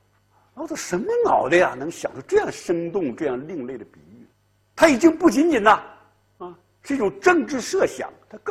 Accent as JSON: {"language": "Chinese", "country": "China", "said": "四两拨千斤，我们中国人特别善于这一套，悠悠无尽的历史烟云"}